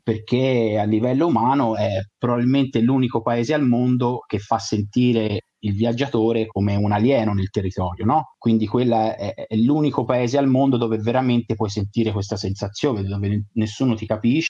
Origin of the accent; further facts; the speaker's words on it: Italy; siamo italiani